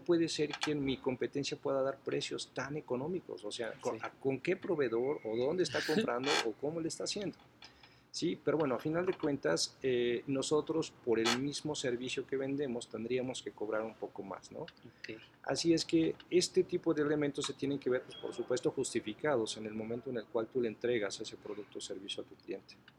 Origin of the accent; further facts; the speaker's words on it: Mexico; nosotros como mexicanos